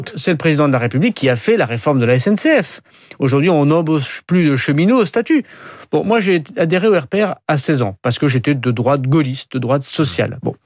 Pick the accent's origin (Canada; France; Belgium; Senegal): France; nous, les Français